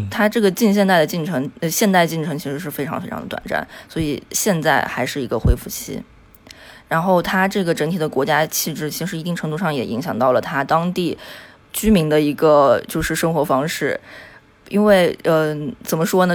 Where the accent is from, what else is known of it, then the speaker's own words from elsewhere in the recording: Yunnan, China; moved away as an adult; also born or lived in Phnom Penh, Cambodia; now in Kuala Lumpur, Malaysia; 我是云南人，然后这，呃，我在毕业之后就一直是游走于东南亚